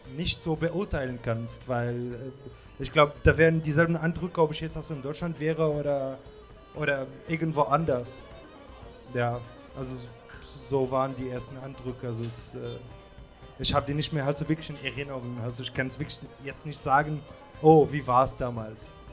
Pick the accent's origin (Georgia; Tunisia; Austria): Tunisia; German is a second language; moved away; meine Stadt, also wo ich herkomme, ist auch. Äh, für mich ist die schönste Stadt in Tunesien